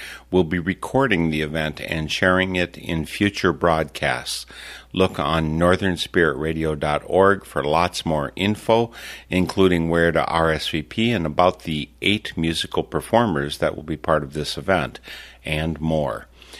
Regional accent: Wisconsin, United States; I'm from Wisconsin, which is, of course, home of the Green Bay Packers, and the Minnesota Vikings are kind of the enemy for us.

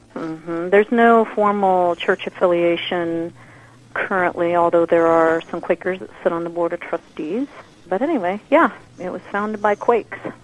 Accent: Winfield, Kansas, United States; also born or lived in Topeka, Kansas; now in Wichita, United States; I grew up in Winfield, Kansas, which is south of here, about 50 miles.

